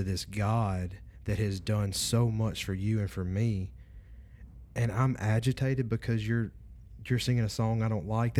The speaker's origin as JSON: {"language": "English", "region": "Louisiana", "country": "United States", "said": "I'm from North Louisiana."}